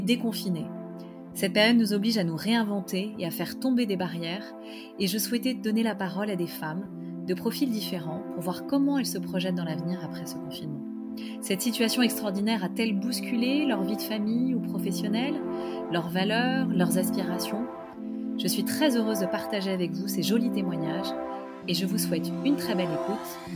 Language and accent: French; Paris, Île-de-France, France; je suis parisienne